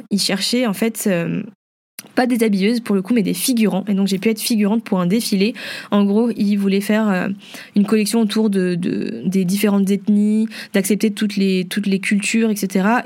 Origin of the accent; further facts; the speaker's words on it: Vietnam; vu que je suis vietnamienne, eh ben, je pouvais représenter un petit peu la culture